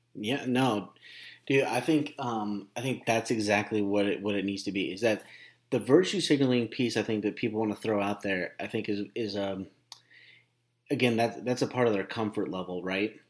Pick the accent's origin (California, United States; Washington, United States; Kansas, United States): California, United States; Glendora; I watched my hometown